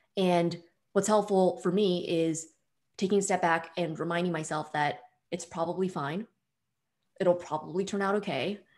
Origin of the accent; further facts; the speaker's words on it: Bay Area, suburb of San Francisco, California, United States; I'm from the Bay Area originally, suburb of San Francisco